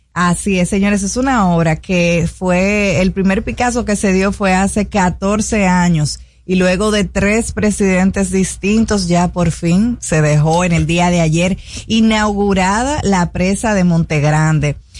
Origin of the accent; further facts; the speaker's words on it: Dominican Republic; en un país como el nuestro, donde nuestras playas están abarrotadas de basura